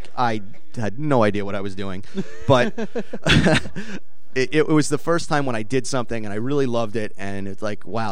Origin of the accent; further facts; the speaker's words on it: New York City, New York, United States; I grew up in Brooklyn